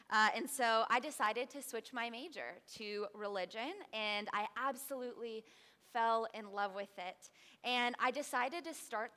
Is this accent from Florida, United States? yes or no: yes; Tampa, Florida, United States; moved away as an adult; I was born here in Tampa, Florida, about 30 minutes away from here in the Lutz area, and so I am so happy to spend the summer in my hometown